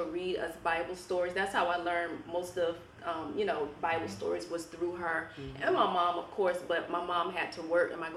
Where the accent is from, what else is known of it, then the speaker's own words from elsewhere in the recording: Norfolk, Virginia, United States; I grew up in Norfolk, Northview area, raised by a single mother